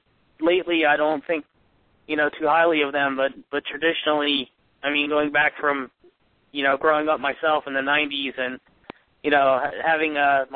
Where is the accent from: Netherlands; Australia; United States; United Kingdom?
United States; New Jersey; I'm from Central Jersey, and I played high school football.